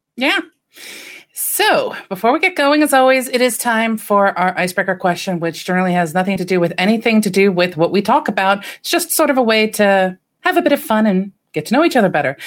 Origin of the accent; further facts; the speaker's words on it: United States; as an American